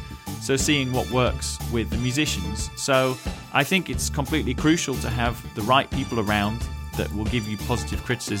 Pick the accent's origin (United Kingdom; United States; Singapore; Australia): United Kingdom; England; moved away; Being a British musician abroad does have its challenges.